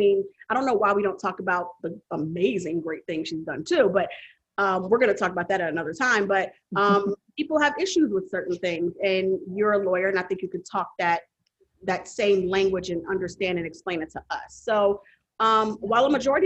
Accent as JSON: {"language": "English", "town": "Chicago", "region": "Illinois", "country": "United States", "moved": "yes", "said": "I'm from Chicago originally"}